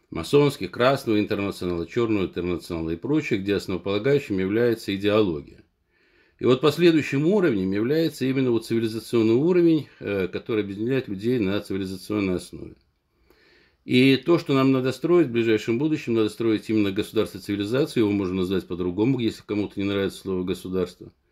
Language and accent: Russian; Dagestan, Russia; несмотря на то, что я родом из Дагестана, он, как говорится, этнический армянин